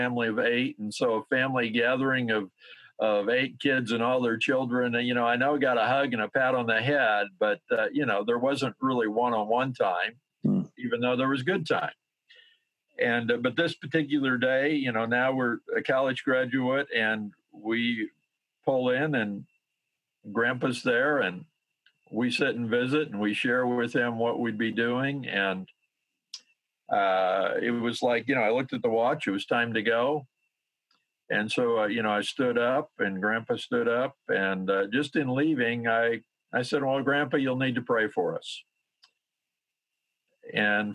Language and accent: English; South Dakota, United States; moved away as an adult; we were back in my home state of South Dakota